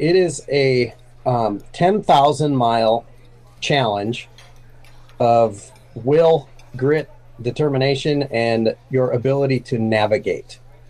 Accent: Minnesota, United States; I grew up here in Minnesota. I have not lived more than probably 2 hours from the place I was born.

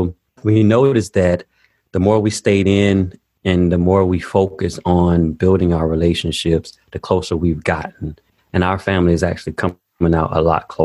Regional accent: Daytona Beach, Florida, United States; I grew up in Daytona Beach, Florida, about 15 minutes from the beach

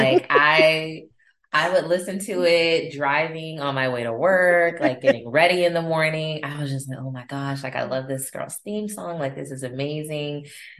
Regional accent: Austin, Texas, United States; I was born in Austin. I'm an original Austinite. There's not many of us left.

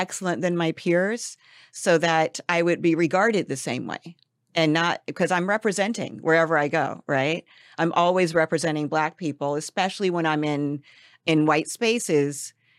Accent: Los Angeles, California, United States; I'm back here in L A, which is my hometown

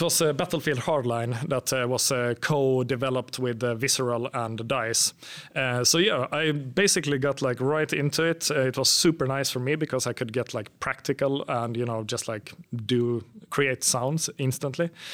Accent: Finland; moved away as an adult; now in Sweden; I'm from Finland, but I've lived in Sweden for about ten years

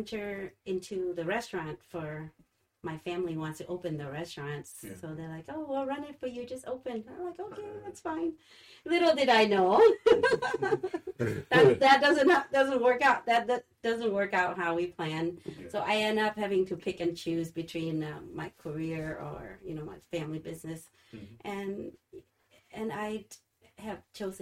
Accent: Laos; now in Holland, United States; where my mother native country, that's where I'm from. I'm from Laos.

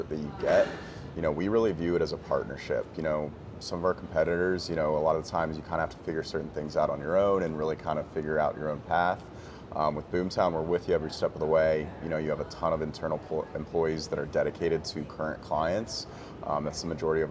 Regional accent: Gaithersburg, Maryland, United States; moved away as an adult; also born or lived in Bethesda, Maryland / Colorado / Washington, D.C.; now in Charleston, United States; grew up in the Gaithersburg area

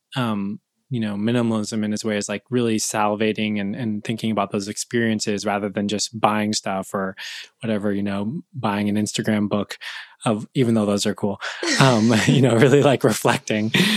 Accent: California, United States; moved away as an adult; also born or lived in Buffalo, New York; I'm from California

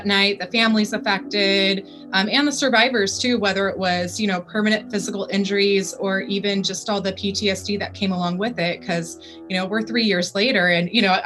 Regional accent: California, United States; I was born and raised out here in California. So I've always lived out in this area

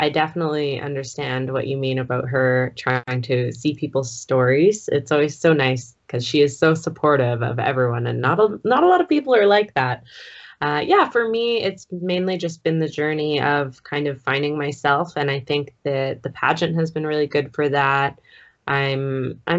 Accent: Vancouver Island, BC, British Columbia, Canada; moved away as an adult; also born or lived in Edmonton; now in Calgary, Canada; I grew up in BC on Vancouver Island. I was actually born just off the coast of Vancouver Island, very small island. But I moved to Edmonton when I was about 18.

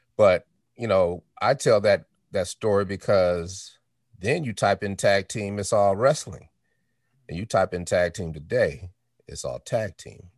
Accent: Denver, Colorado, United States; also born or lived in Chicago, Illinois; I was born in Chicago. Uh, we moved to Denver, Colorado when I was four

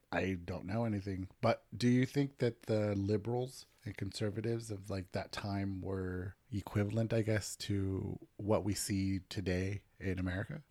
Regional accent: Southern California, United States; moved away; if we grew up in Southern California

